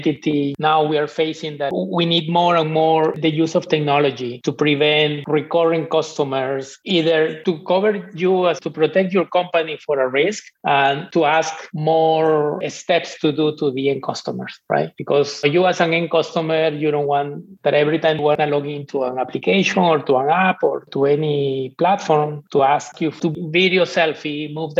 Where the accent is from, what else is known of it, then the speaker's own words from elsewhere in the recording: Peru; moved away; I'm from Peru